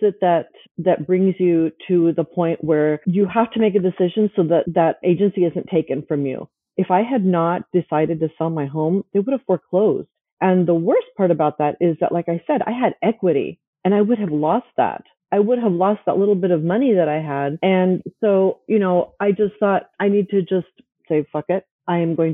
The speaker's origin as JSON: {"language": "English", "country": "United States", "tie": "born or raised there", "said": "I came into the United States at a very young age. So I grew up in the Latino culture, even though I was, you know, at home, I was a Latina"}